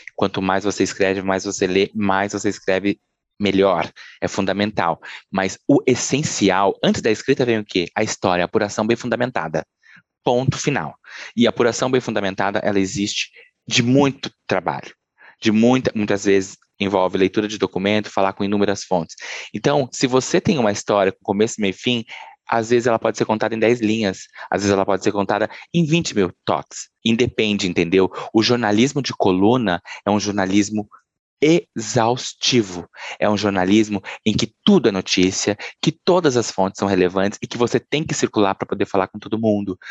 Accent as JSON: {"language": "Portuguese", "town": "Extrema", "region": "Minas Gerais", "country": "Brazil", "tie": "born or raised there", "also_born_or_lived": "London", "moved": "yes", "said": "eu nasci em Extrema, que é uma cidade no sul de Minas Gerais, muito pequena"}